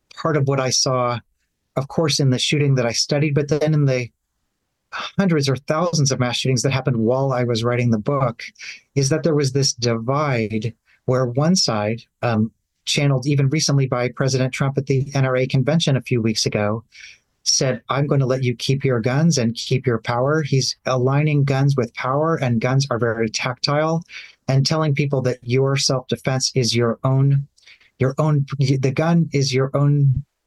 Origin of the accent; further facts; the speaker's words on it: Nashville, Tennessee, United States; my hometown of Nashville, Tennessee